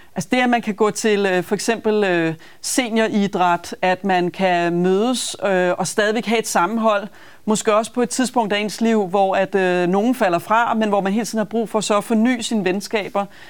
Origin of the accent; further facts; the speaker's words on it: Copenhagen, Capital Region of Denmark, Denmark; jeg er københavner og brænder for København